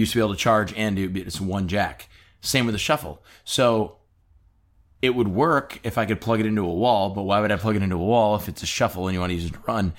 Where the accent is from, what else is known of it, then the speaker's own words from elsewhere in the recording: Michigan, United States; we're both from Michigan.